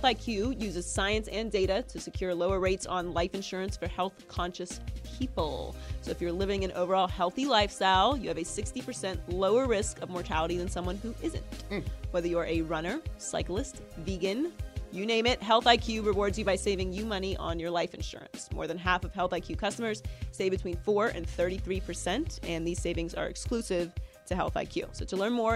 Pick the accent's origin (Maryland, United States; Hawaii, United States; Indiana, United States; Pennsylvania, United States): Pennsylvania, United States; Pittsburgh; I'm from Pittsburgh